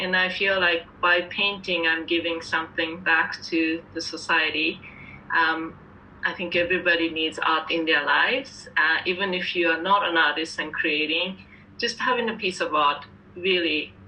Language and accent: English; Tokyo, Japan; English is a second language; now in Canada; I moved from Tokyo, Japan to pursue painting in Canada, and I've been practicing art for the last couple of decades.